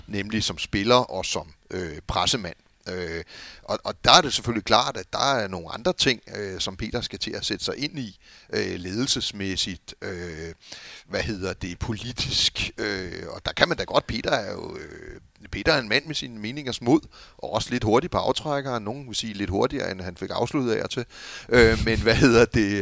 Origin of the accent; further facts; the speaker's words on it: Copenhagen, Capital Region of Denmark, Denmark; jeg er jo københavner eller amerikaner